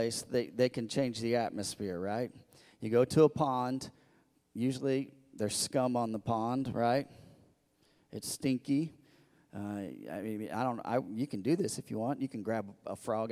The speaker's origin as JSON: {"language": "English", "region": "Missouri", "country": "United States", "tie": "born or raised there", "moved": "yes", "said": "I grew up in Missouri"}